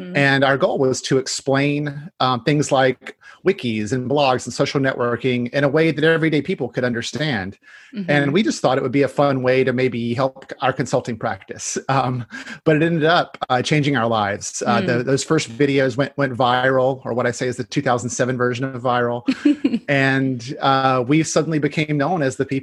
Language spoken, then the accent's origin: English; North Carolina, United States; now in Washington, United States; I grew up in North Carolina